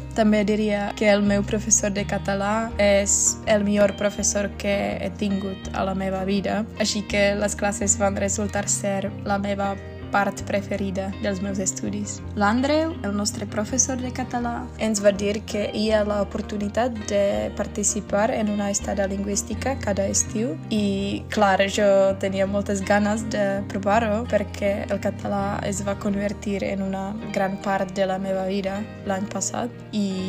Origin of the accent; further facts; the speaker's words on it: Czechia; Catalan is a second language; sóc de la República Txeca